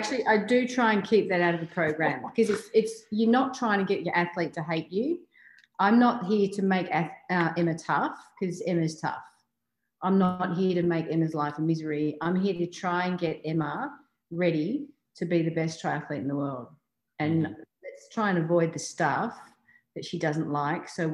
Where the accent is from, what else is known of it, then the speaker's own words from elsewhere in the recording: Australia; being an Australian athlete